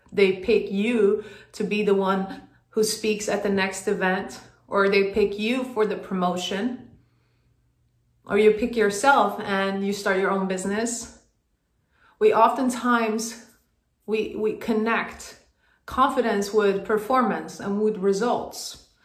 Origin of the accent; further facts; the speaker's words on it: Sweden; moved away as an adult; now in United States; I moved from Sweden to the US on a basketball scholarship